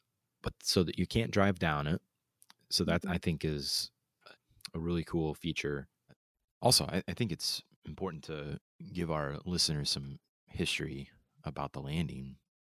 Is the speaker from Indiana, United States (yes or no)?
yes; Fort Wayne, Indiana, United States; moved away; So we're here in Fort Wayne, Indiana. This is where we grew up.